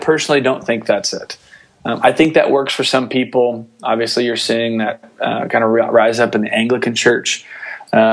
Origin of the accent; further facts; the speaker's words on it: Atlanta, Georgia, United States; I grew up in Atlanta, so I grew up in the heartbeat of North Point Community Church